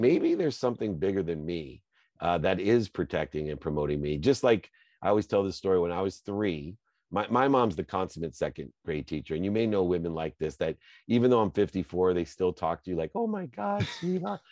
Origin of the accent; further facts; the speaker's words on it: Akron, Ohio, United States; I grew up, I had a single mom, my dad left when I was five. I lived in Akron, Ohio, great place to be from